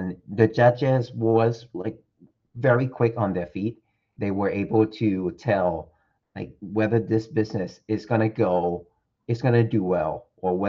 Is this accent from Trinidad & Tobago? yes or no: no; Thailand; I'm 100% Thai, by the way, born and raised in Thailand.